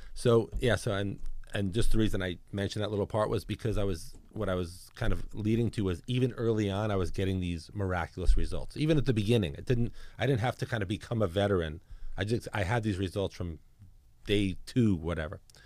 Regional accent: New York City, New York, United States; moved away; also born or lived in Georgia / New Jersey; I'm born and raised in New York City. I grew up in Brooklyn.

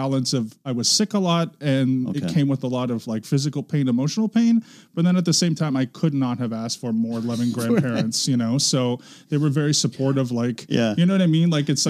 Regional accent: Markham, Ontario, Canada; moved away as an adult; also born or lived in North York, Toronto; I grew up in a suburb called Markham

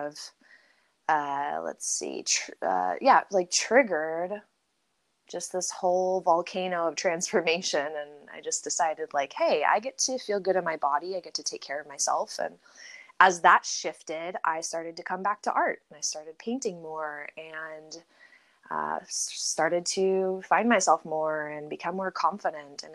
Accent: San Diego, California, United States; I'm from San Diego originally, born and raised in San Diego

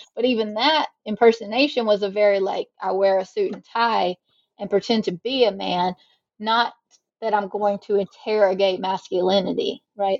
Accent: South Carolina, United States; also born or lived in Mississippi; I live in South Carolina and I'm from South Carolina, so hmm. um, born and raised Southerner.

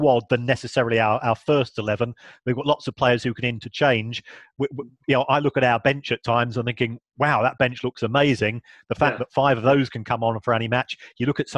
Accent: London, United Kingdom; I was born in South London myself

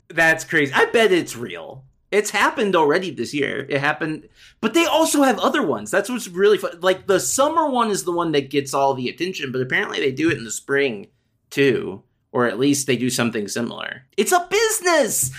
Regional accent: United States; I'm American

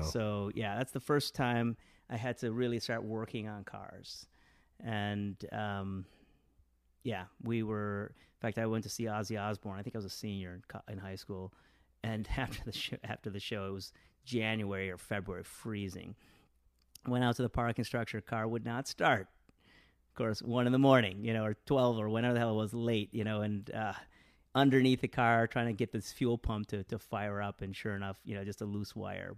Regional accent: Westland, Michigan, United States; also born or lived in India / Detroit, Michigan; I grew up in a s, in a, in a city called Westland, Michigan

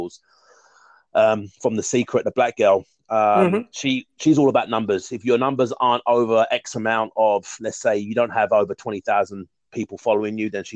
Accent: London, United Kingdom; I'm from London, England. I live born and bred and in London, England, Southeast London to be exact

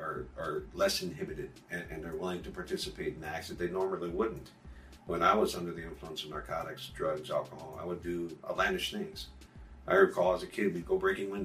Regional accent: United States; first language English; I was born in the United States.

